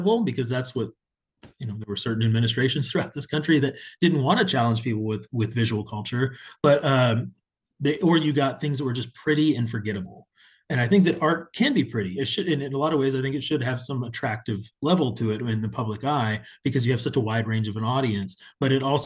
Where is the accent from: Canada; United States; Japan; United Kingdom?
United States; Houston, Texas; also born or lived in San Antonio; returning to my hometown and being on the public art side of things multiple times over. I worked for the Houston Arts